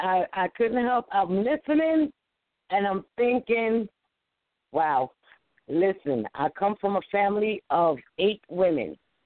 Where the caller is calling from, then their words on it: New York, United States; from New York.